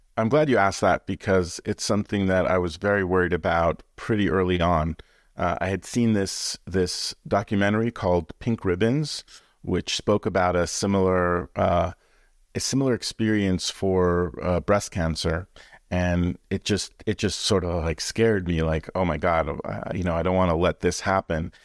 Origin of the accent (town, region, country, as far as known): Canada; born or raised there